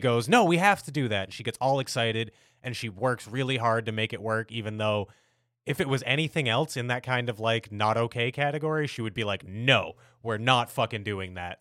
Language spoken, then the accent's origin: English; United States; as an American